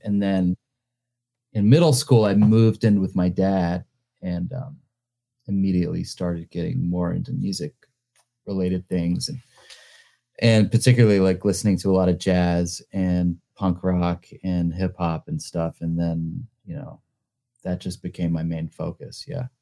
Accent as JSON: {"language": "English", "town": "Greensboro", "region": "North Carolina", "country": "United States", "tie": "born or raised there", "also_born_or_lived": "Winston-Salem, North Carolina / New York", "moved": "as an adult", "said": "growing up in North Carolina"}